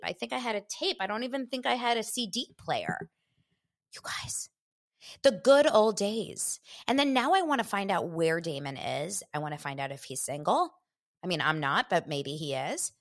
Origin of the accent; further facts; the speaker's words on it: Los Angeles, California, United States; grew up here in Los Angeles